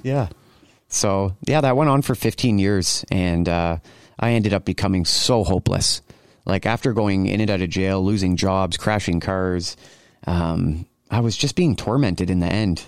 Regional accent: Cambridge, Ontario, Canada; I grew up in Cambridge, Ontario. just outside of Kitchener, we call it the Tri-City area

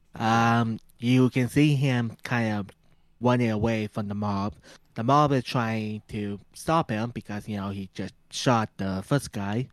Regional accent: Canada; we're two whips from Canada

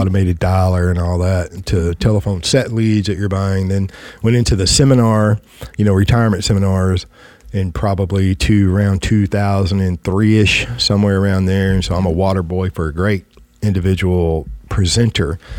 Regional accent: West Texas, United States; I come from West Texas

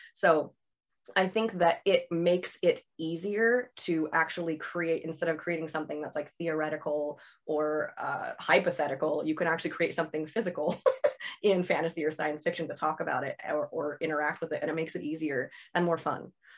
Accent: Seattle, Washington, United States; I set it in Seattle, which is, uh, my hometown

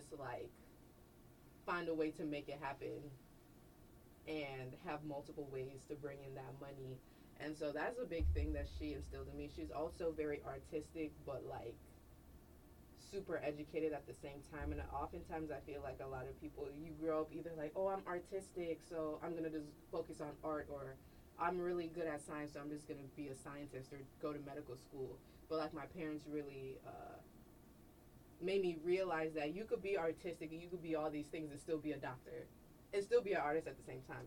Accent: Chicago, Illinois, United States; moved away; Growing up in Chicago

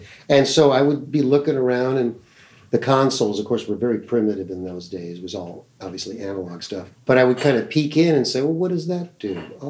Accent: Los Angeles, California, United States; also born or lived in Minneapolis, Minnesota; I grew up in Los Angeles. I was born in Minneapolis, Minnesota. My family came out here. I was quite young, but I still have a large family there. So the Midwest roots are still kind of there.

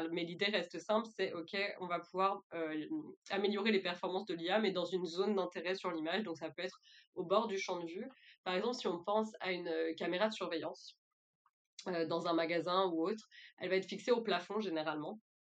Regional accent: France; moved away as an adult; also born or lived in Thailand / Quebec; je suis française, j'ai commencé mes études euh, en France

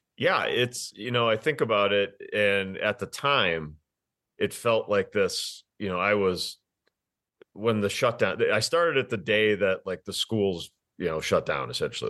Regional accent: Wisconsin, United States; moved away as an adult; also born or lived in Green Bay, Wisconsin; now in Denver, United States; I'm from Wisconsin.

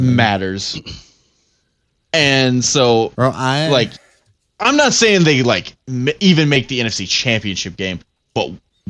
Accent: Tennessee, United States; I was born in Tennessee

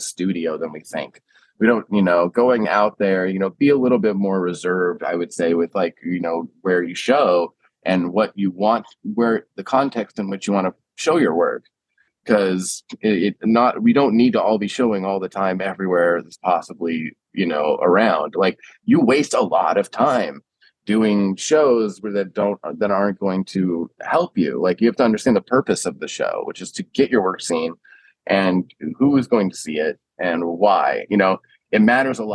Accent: San Diego, California, United States; accent: Huntington Beach stoner; moved away as an adult; also born or lived in Marin County, California; now in New York City, United States; I grew up in San Diego or like Southern California. I think I sound a little Huntington Beach stoner sometimes

